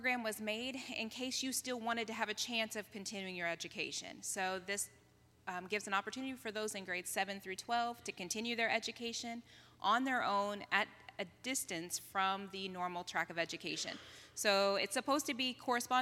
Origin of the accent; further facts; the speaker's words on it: Martinsville, Indiana, United States; moved away as an adult; also born or lived in Vanuatu; I'm originally from Martinsville, Indiana.